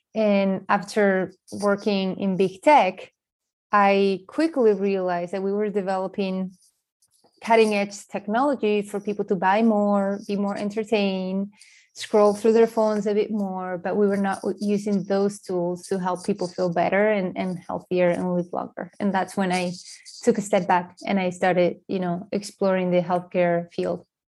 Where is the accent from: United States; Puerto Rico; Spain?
Spain; moved away; I grew up in Spain